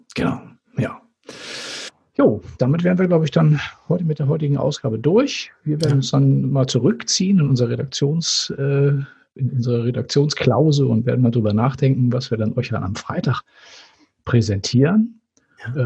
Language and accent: German; Northern Germany, Germany; ich als Norddeutscher